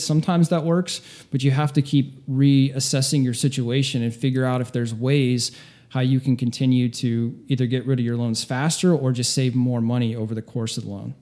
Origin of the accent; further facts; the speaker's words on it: Northeast Ohio, United States; moved away as an adult; now in South Florida, United States; I grew up in Ohio, small town, Northeast Tip